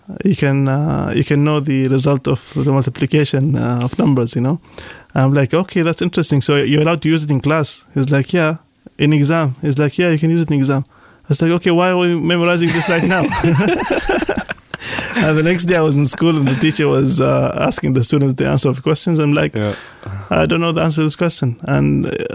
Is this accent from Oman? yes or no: yes; Al Hail North, Muscat, Oman; I come from Al-Hel Shmaliya